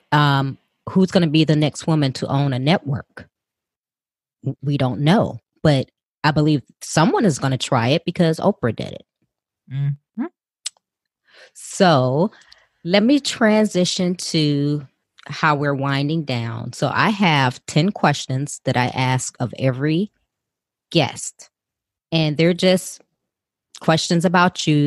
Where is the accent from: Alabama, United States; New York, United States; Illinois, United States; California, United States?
Illinois, United States; Chicago; now in Texas, United States; I was from Chicago and growing up in Chicago at that time